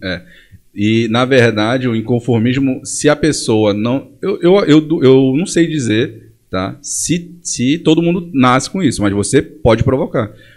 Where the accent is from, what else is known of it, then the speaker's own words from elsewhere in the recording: Monte Dourado, Pará, Brazil; also born or lived in Belém; Meus pais eles foram para o interior do estado em Monte Dourado quando eu tinha 4 anos de idade